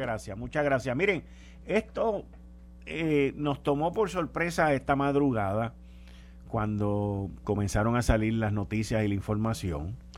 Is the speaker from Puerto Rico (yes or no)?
yes; Puerto Rico